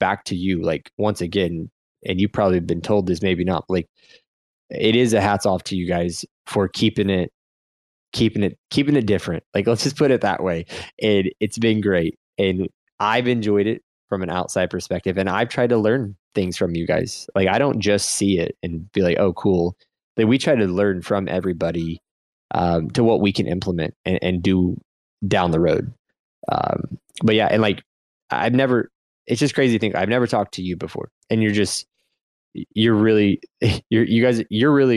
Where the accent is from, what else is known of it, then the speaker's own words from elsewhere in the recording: Midwest, United States; I'm from the Midwest